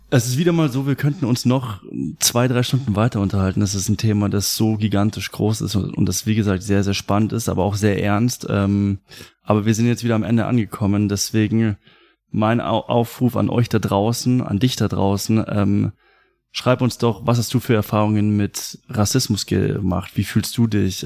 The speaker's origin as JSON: {"language": "German", "country": "Germany", "said": "mein Vater kommt aus Mexiko. Mhm. Ich war schon ein paar Mal in Mexiko und trotzdem mein Land ist deutsch"}